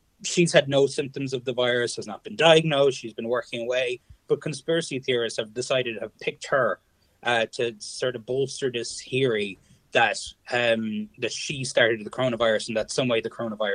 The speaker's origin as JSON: {"language": "English", "area": "Kerry", "region": "Munster", "country": "Ireland", "moved": "yes", "lives_now": "Connecticut, United States", "said": "I'm from Kerry."}